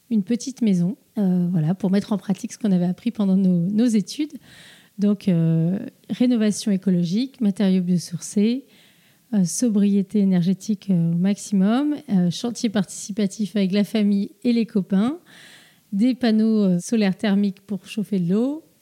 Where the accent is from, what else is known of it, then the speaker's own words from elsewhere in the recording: Plouguerneau, Brittany, France; also born or lived in Rennes / Paris; On a grandi à Plouguerneau et on est parti pour nos, études à Rennes puis à Paris pour des études d'architecture et d'urbanisme.